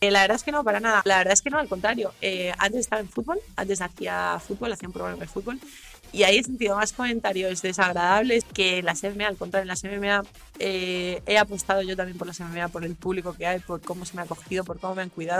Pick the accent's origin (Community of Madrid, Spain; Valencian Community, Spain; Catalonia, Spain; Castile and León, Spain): Community of Madrid, Spain; Las Rozas; De las Rozas